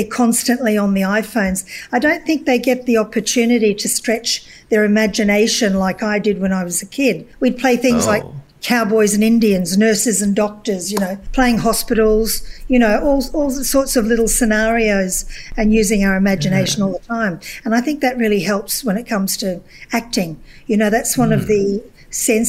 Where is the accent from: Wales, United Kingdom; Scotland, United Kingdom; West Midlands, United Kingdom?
Scotland, United Kingdom; Glasgow; moved away; Well, I come from Scotland originally, and I come from an industrial city in Scotland, Glasgow.